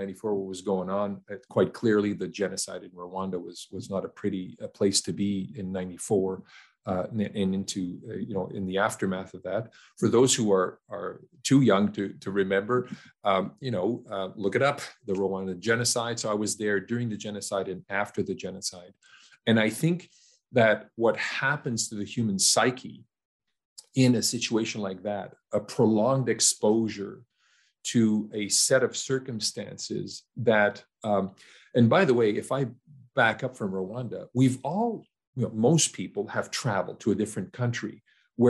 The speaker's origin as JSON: {"language": "English", "country": "Canada", "tie": "born or raised there", "said": "a young Canadian man growing up in Canada"}